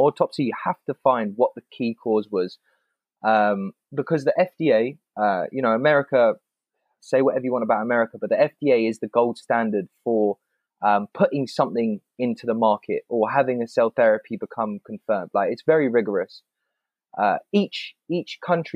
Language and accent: English; England, United Kingdom; growing up in England